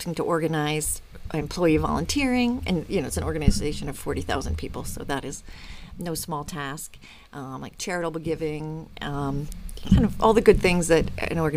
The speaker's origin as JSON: {"language": "English", "area": "Long Island", "region": "New York", "country": "United States", "tie": "born or raised there", "said": "I am the oldest of three children. I grew up on Long Island"}